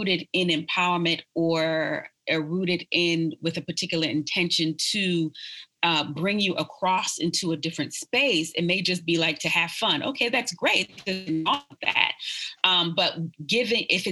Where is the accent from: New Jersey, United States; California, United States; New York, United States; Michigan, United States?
New York, United States; New York City; now in Austin, United States; I was born in Brooklyn, New York, and I was born in Brooklyn at the height of hip hop